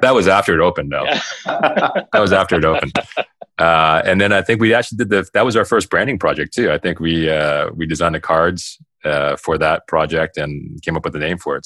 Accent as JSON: {"language": "English", "town": "Toronto", "region": "Ontario", "country": "Canada", "tie": "born or raised there", "said": "I grew up in the West End of Toronto"}